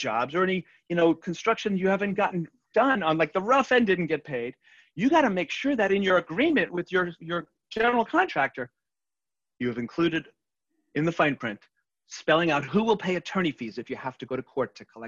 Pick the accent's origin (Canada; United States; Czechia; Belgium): United States; New York City, New York; I'm from Queens